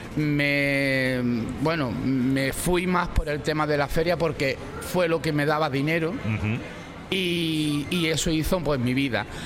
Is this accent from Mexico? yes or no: no; Málaga, Andalusia, Spain; soy malagueño